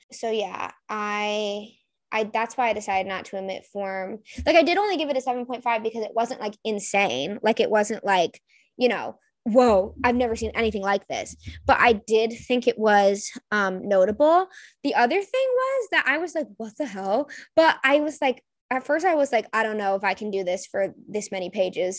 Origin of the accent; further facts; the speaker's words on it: New England, United States; I'm from New England